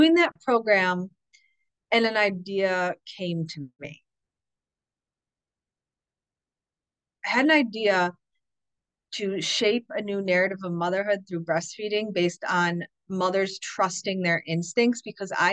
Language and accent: English; upstate New York, United States; we were moving back here to where we're from, which is in upstate New York